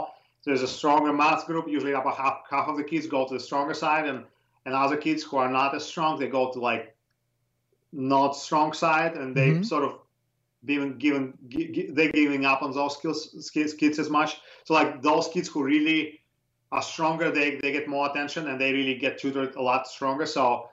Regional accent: Russia; English is a second language; moved away as an adult; now in United States; in Russia, at least my experience, in my days, the basic education, like the baseline education, was very strong

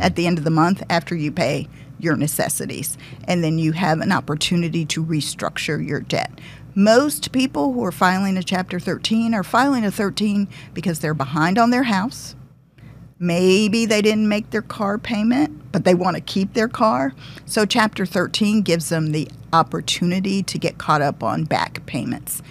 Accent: Detroit, Michigan, United States; moved away; also born or lived in Massachusetts; I'm originally from Detroit.

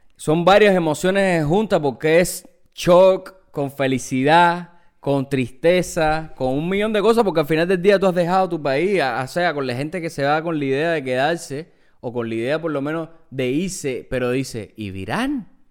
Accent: Cuba; now in New York, United States; nosotros venimos de Cuba, en Cuba no hay McDonald's

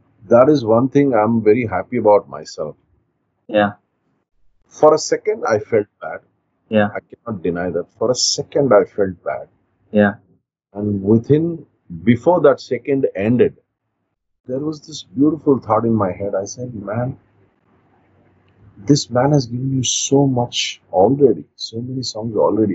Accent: Mysore, Karnataka, India; Born and raised in Mysore

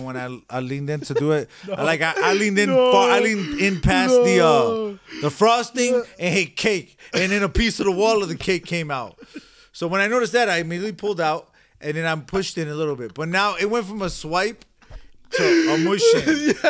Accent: Jamaica; A Jamaican oxtail. Man, we're Jamaican over here, nigga. Shout out to all Jamaicans.

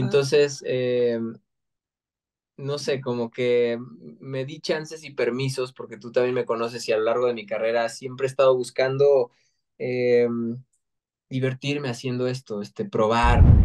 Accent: Mexico; todos nos sentimos orgullosos de ser mexa

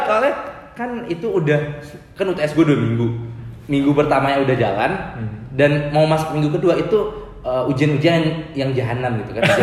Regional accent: Padang, West Sumatra, Indonesia; moved away as an adult; also born or lived in Bogor; Oh gue juga orang Padang

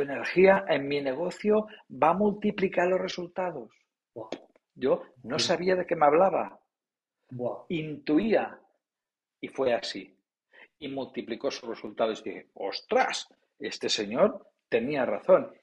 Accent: Palamós, Catalonia, Spain; soy de la costa, nací en Palamos, en la Costa Brava

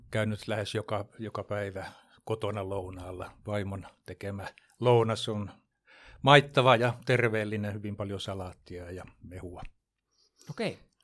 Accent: Jakobstad, Ostrobothnia, Finland; moved away as an adult; now in Jämsänkoski, Finland; Mä oon kotoisin, kotoisin niin tuolta, tuolta ruotsinkieliseltä Pohjanmaalta Pietarsaaresta, eli siellä käynyt kaikki kouluni, ylioppilaaksi kirjoittanut

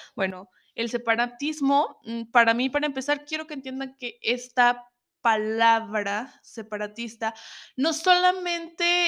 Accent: Zacatecas, Mexico; Estuve un tiempo mm, fuera de Zacatecas, de donde soy.

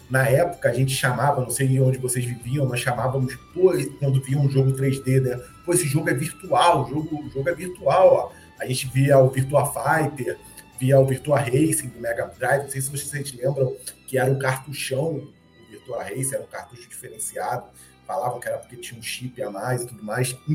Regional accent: Baixada Fluminense, Rio de Janeiro, Brazil; eu sou carioca, fui criado na Baixada Fluminense, que é na região mais metropolitana aqui do Rio

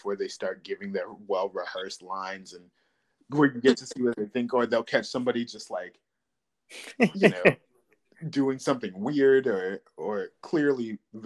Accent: Chesapeake, Virginia, United States; I'm from Chesapeake

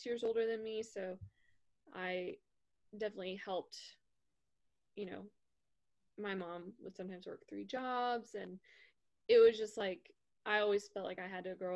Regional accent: a suburb just outside of Dallas, Texas, United States; I grew up in a suburb just outside of Dallas, Texas

